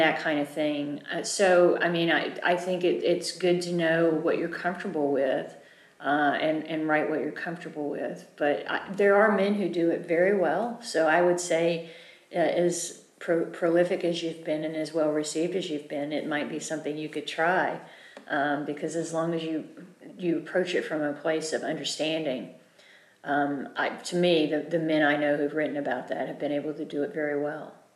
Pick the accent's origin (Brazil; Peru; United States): United States; I'm an American